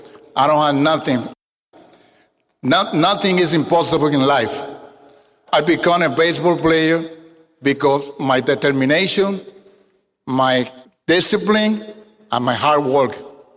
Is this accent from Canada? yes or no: no; Arroyo, Puerto Rico; English is a second language; moved away as an adult; now in Houston, United States; My hometown, Arroyo, Puerto Rico, you don't find on the map. I was one of the lucky guys that played baseball in Arroyo, Puerto Rico, when I was a little boy.